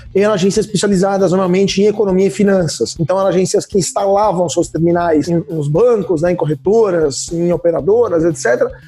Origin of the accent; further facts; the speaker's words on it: Italy; Portuguese is a second language; moved away as an adult; also born or lived in Rome; now in Brazil; eu sou italiano, então eu vim direto da Europa